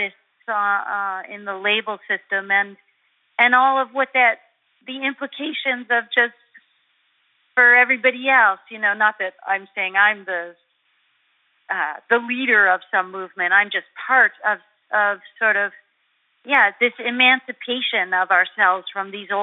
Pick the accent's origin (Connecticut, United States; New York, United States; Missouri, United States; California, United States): New York, United States; Buffalo; I grew up in Buffalo, New York